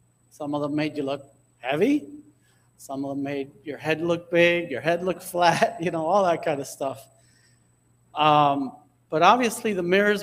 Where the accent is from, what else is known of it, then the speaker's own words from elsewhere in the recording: Hialeah, Florida, United States; I grew up in Hialeah